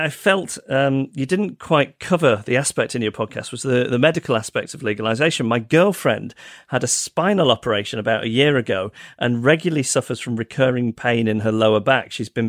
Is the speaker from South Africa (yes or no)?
no; United Kingdom; now in Vancouver, California, United States; I'm a Brit living in Vancouver